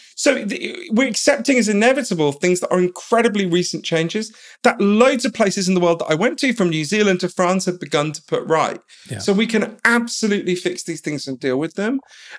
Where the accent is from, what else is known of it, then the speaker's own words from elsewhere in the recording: London, United Kingdom; But I grew up in London, in a kind of middle-class suburb of London. And quite early on, I sort of realized that my parents were from somewhere else